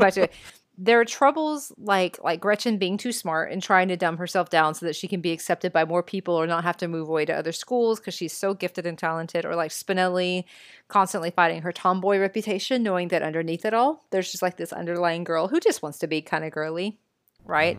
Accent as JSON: {"language": "English", "region": "Texas", "country": "United States"}